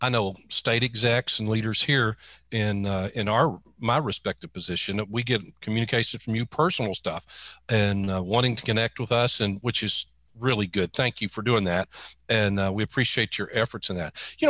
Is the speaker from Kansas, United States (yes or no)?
no; Texas, United States; moved away as an adult; also born or lived in Florida; I was born and reared in Texas, but I spent the last 25 years in Florida